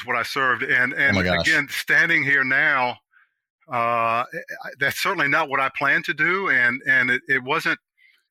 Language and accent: English; Washington, District of Columbia, United States; I was born and raised in Southeast DC